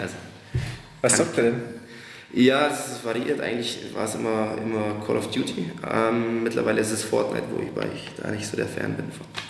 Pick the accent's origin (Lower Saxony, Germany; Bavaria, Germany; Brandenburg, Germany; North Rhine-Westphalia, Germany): Bavaria, Germany; Marktoberdorf; moved away as an adult; now in Munich, Germany; In Thalhofen. Das ist in Markt Oberdorf